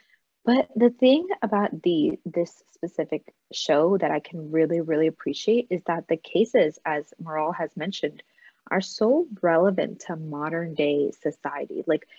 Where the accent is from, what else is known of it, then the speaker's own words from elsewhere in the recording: United States; I as an Indian American